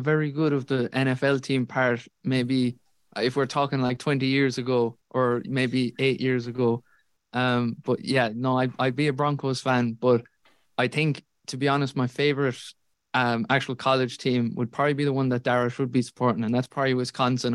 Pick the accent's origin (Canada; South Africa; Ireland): Ireland; Tralee, Munster; I'm from Tralee